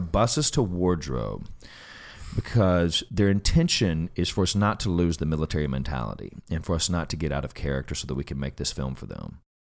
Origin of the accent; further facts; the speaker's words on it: Alabama, United States; moved away as an adult; now in Los Angeles, United States; I grew up in Bama